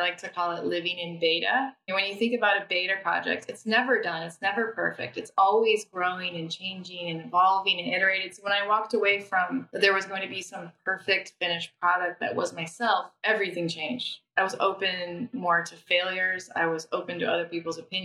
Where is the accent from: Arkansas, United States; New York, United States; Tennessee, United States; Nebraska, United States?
Nebraska, United States; moved away; also born or lived in London; I'm from Nebraska. I'm from the Midwest.